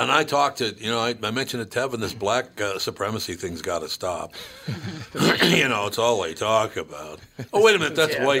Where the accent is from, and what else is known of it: Minnesota, United States